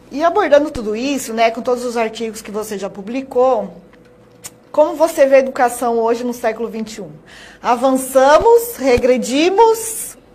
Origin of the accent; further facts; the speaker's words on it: São Paulo, Brazil; moved away as an adult; now in Sinop, Brazil; Sou paulista, ah. sou paulista.